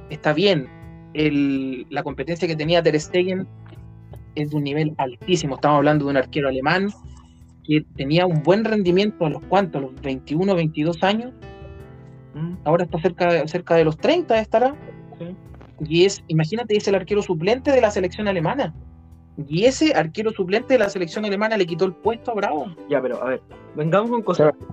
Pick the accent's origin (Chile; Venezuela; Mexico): Chile; Pero fíjate que como chilenos pusimos toda nuestra fe en un jugador que es mitad inglés, mitad chileno